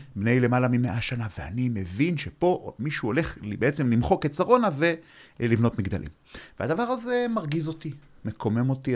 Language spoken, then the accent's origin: Hebrew; Ramat Gan, Tel Aviv District, Israel; כילד בן שתים עשרה, התחלתי לגלות את המרחב במובן הזה של, אה, לעלות על אוטובוס מרמת גן